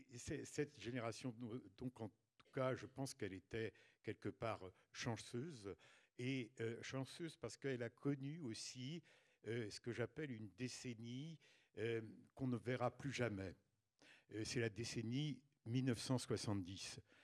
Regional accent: a small village in Ille-et-Vilaine, south of Rennes, Brittany, France; also born or lived in Mayenne; au sud de Rennes, dans un petit village d'Ille-et-Vilaine. Et, donc euh, j'ai passé mon enfance euh, et mon adolescence euh, dans ce village

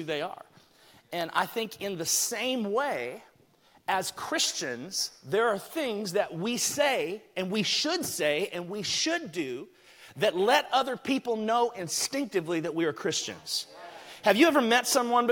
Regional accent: Alabama, United States; I grew up in Alabama

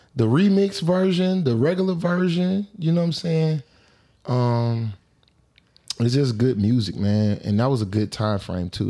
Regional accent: Atlanta, Georgia, United States; I'm from Atlanta

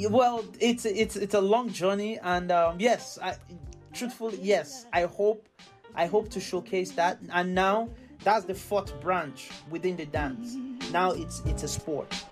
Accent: Carlow, Ireland; I grew up um, um, um, as half Nigerian and half Irish, uh, or Nigerian Irish

